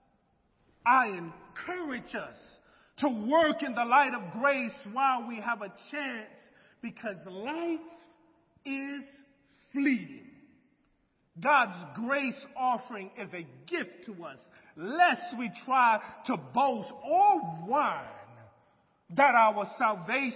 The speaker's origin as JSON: {"language": "English", "country": "United States", "tie": "born or raised there", "said": "as an American who grew up in a small town"}